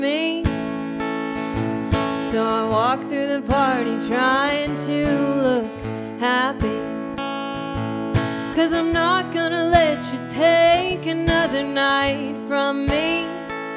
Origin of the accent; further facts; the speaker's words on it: Arkansas, United States; moved away as an adult; now in Nashville, United States; I'm originally from Arkansas, but I moved to Nashville